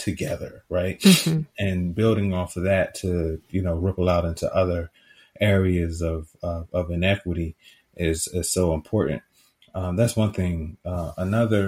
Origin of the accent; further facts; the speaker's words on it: Richmond, Virginia, United States; I am a city boy. I grew up in Richmond. I grew up in apartments in Richmond